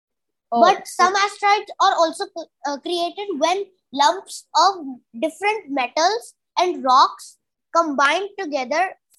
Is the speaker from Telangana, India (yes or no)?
no; Indore, Madhya Pradesh, India; I study in grade 5 in the Emerald Heights International School. I am from Indore in Madhya Pradesh.